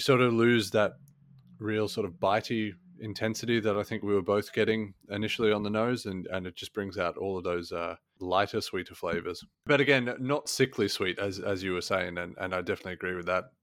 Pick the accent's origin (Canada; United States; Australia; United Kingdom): Australia; growing up in Australia